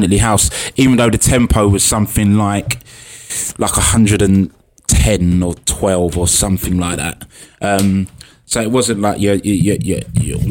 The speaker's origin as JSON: {"language": "English", "region": "London", "country": "United Kingdom", "tie": "born or raised there", "said": "where I grew up in Hackney"}